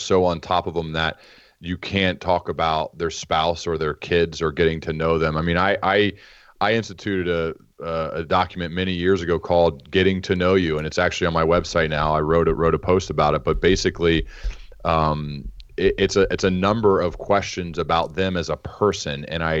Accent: Dayton, Ohio, United States; I'm from Dayton, Ohio. That's where they had their bicycle shop, and that's where they started building their flying machine.

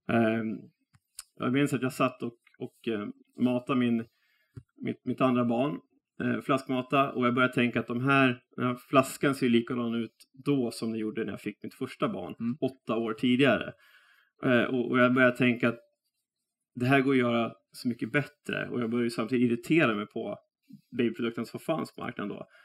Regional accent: Västerås, Västmanland, Sweden; jag är eh, västeråsare

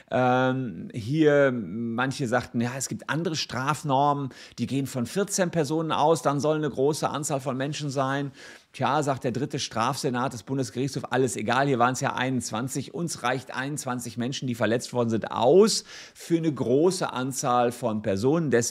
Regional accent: Cologne, North Rhine-Westphalia, Germany; Als Kölner verschweigt man das halt schon mal gerne.

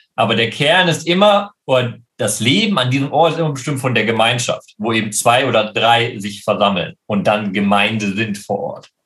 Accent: Leopoldshöhe, North Rhine-Westphalia, Germany; moved away as an adult; now in Jerusalem, Israel; in meiner Heimatgemeinde Leopold Leopoldshöhe

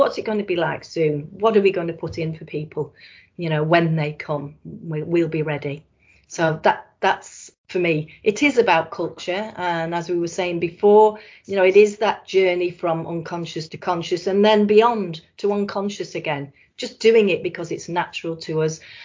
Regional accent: Blackpool, North West England, United Kingdom; I was born in Blackpool and I love Blackpool

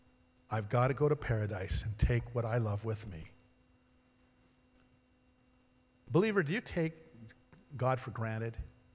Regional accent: Ashland, Oregon, United States; well, I'm from Ashland, that would be natural for me to go to New Age

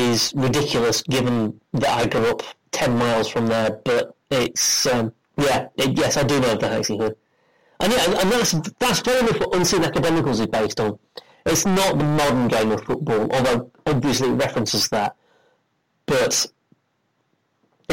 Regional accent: Doncaster, Yorkshire and the Humber, United Kingdom; I'm from Doncaster.

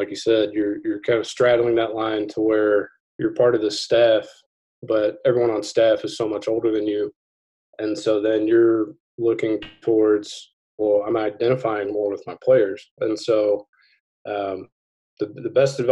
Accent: Norman, Oklahoma, United States; I grew up in Norman. Attended Norman North.

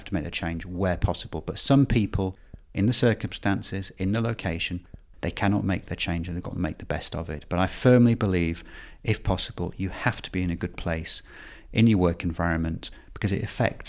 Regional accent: Bradford, Yorkshire and the Humber, United Kingdom; born there; I was born in Bradford, indeed.

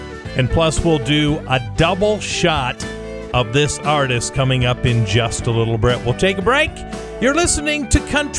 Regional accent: near Bristol, South Dakota, United States; moved away; also born or lived in Lisbon, North Dakota; which is only about 15 miles from where I grew up.

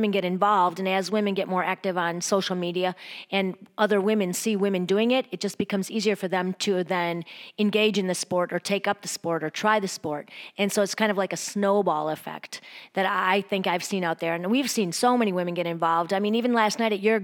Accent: Wisconsin, United States; moved away; also born or lived in Chicago; my hometown in Wisconsin

